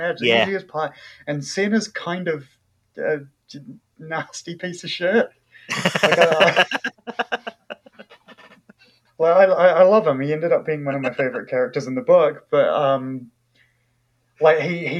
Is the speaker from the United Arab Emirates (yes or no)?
no; New Zealand; accent: New Zealand English; first language English; also born or lived in Malaysia / Indonesia / Wellington, New Zealand; I'm a Kiwi and I grew up speaking New Zealand English